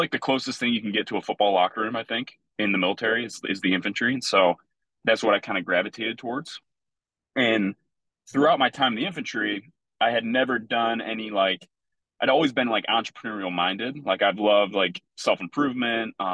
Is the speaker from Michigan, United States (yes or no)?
yes; Plymouth, Michigan, United States; I grew up in Plymouth, Michigan.